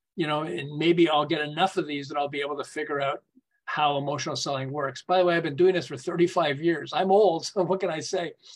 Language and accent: English; Montreal, Quebec, Canada; moved away as an adult; also born or lived in Southern California; I'm originally from Montreal